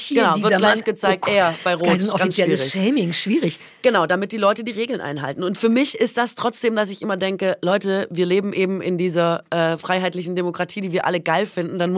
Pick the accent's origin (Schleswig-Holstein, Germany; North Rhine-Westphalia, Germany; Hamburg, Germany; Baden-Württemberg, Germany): Baden-Württemberg, Germany; born or raised there